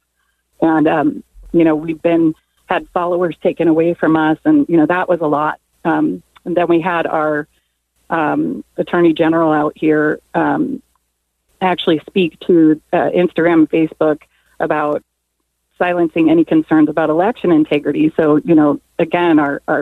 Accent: Cincinnati, Ohio, United States; now in California, United States; I'm originally from Cincinnati, Ohio

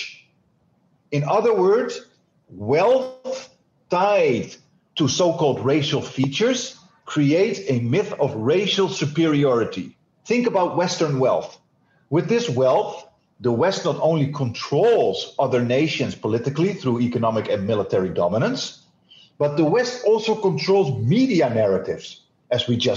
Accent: Netherlands; I am Dutch

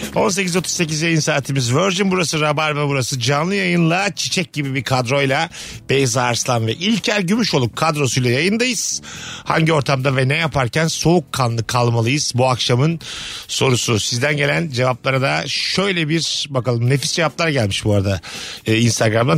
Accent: Bursa, Turkey; moved away; memleketim Bursa'ya geliyorum

